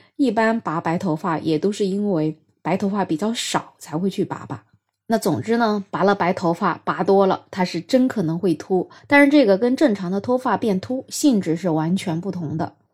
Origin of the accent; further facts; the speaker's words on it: China; 我们中国人